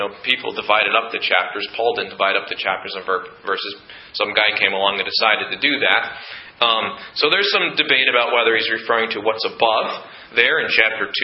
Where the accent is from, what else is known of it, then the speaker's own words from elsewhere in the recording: United States; as an American here